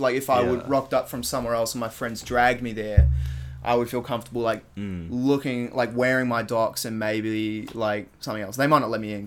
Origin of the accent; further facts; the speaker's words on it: Townsville, Queensland, Australia; moved away; I was raised here in Townsville